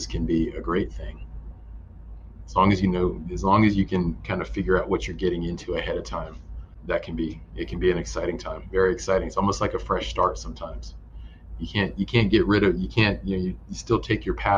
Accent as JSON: {"language": "English", "region": "Virginia", "country": "United States", "tie": "born or raised there", "also_born_or_lived": "Oregon / Idaho", "moved": "as an adult", "said": "I grew up in Virginia, and moving back to Virginia"}